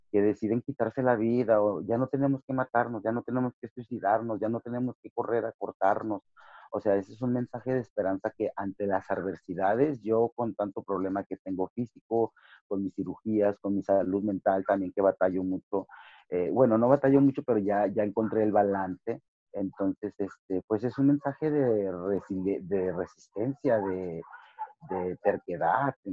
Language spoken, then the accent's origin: Spanish; Ciudad Juárez, Chihuahua, Mexico; also born or lived in El Paso, United States; desde los 7 a los 17 años aquí en, eh, en Ciudad Juárez y El Paso, pues, soy chicano, soy fronterizo.